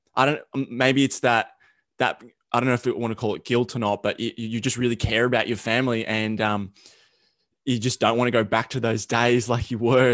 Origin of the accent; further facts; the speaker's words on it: Australia; accent: thick Australian; my Australian accent, it's like super thick